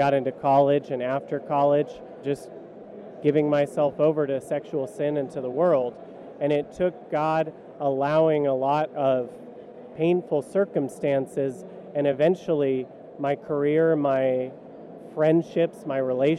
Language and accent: English; California, United States; I grew up in California